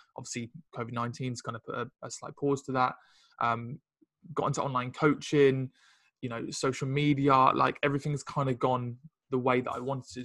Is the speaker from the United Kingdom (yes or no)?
yes; Ipswich, East of England, United Kingdom; moved away as an adult; also born or lived in London; i come from Ipswich originally uh, moved, to London